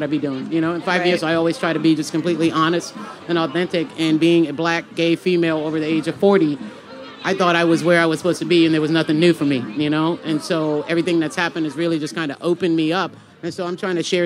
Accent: Charleston, South Carolina, United States; I'm born and raised from downtown Charleston

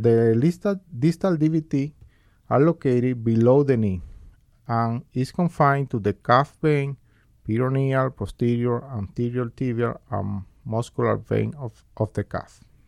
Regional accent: Cuba; moved away as an adult; now in Bakersfield, United States; I was born originally in Cuba, where I, where I finished my med school and completed a medical residency in Family Medicine

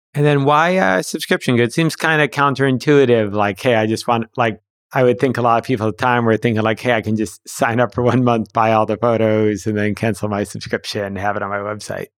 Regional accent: Huntington, New York, United States; I grew up in Huntington

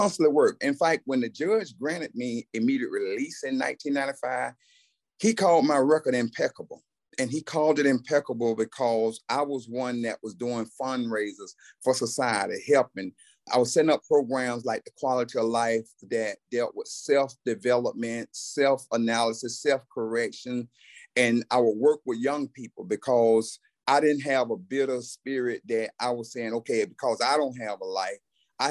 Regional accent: Camilla, Georgia, United States; I was born and raised in Camilla, Georgia

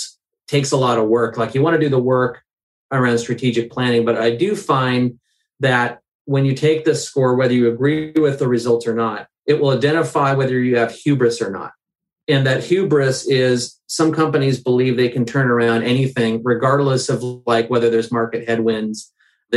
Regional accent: the Northwest, Pacific Northwest, United States; I'm from the Northwest. I'm fourth generation.

